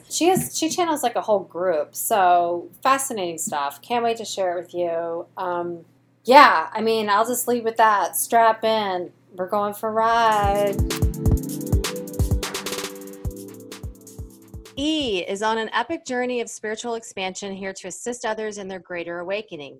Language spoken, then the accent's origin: English; North Carolina, United States; my hometown in North Carolina